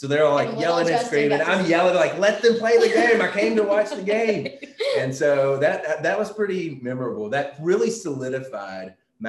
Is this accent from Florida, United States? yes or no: no; West Tennessee, United States; I grew up in West Tennessee.